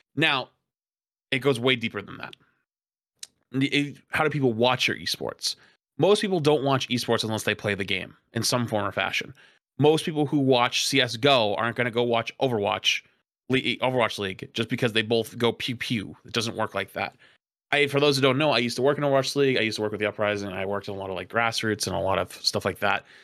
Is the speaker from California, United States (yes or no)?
no; Boston, Massachusetts, United States; I'm a Bostonian